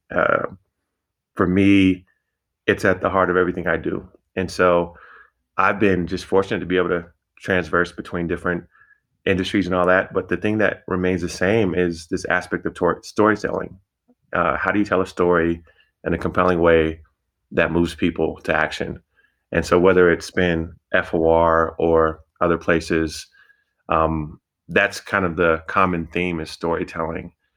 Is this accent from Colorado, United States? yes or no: yes; Denver, Colorado, United States; I'm from the Denver community